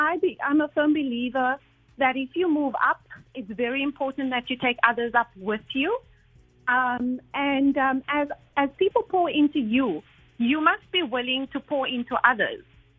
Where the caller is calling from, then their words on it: Abu Dhabi, United Arab Emirates; I am calling from Abu Dhabi